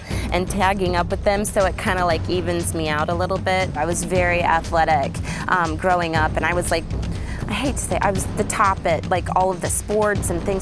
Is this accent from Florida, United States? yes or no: no; Kokomo, Indiana, United States; I'm from Kokomo, Indiana